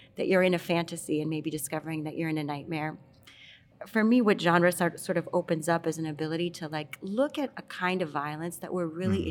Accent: Miami, Florida, United States; moved away; I am from Miami

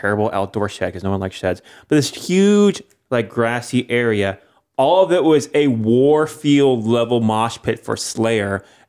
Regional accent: Orlando, Florida, United States; I'm from Orlando, Florida, kind of a white bread suburban place.

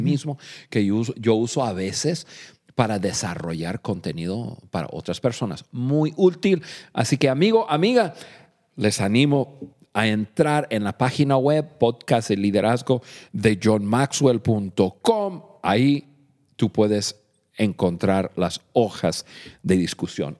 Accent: United States; Spanish is a second language; moved away as an adult; now in Mexico; Nosotros los dos somos nativos de, Estados Unidos, somos norteamericanos

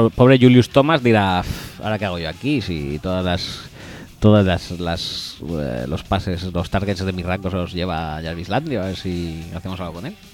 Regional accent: Spain; Y también soy español y también he hecho Lin

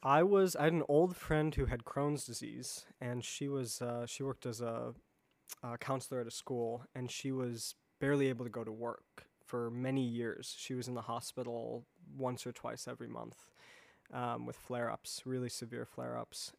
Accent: Chicago, Illinois, United States; moved away as an adult; also born or lived in East Coast; I grew up in the Chicago area, and, um, and then have sort of been moving around the East Coast the last ten, fifteen years

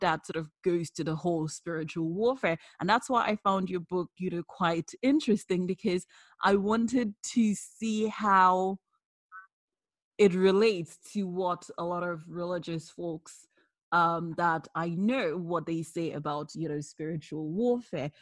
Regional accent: Nigeria; I'm Nigerian

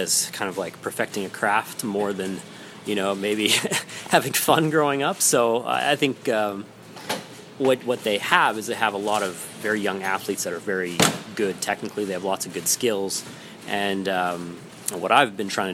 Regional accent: Alberta, Canada; moved away as an adult; now in Japan; I grew up curling in Alberta, Canada, and played competitively there for a lot of years

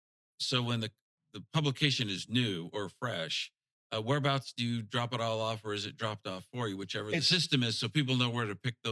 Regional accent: River Falls, Wisconsin, United States; moved away

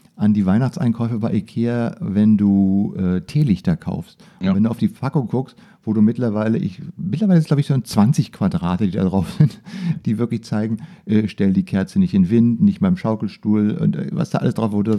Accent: Germany; genauso bei uns in Deutschland

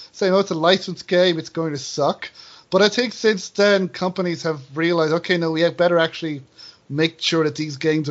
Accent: Ireland; I'm from Ireland

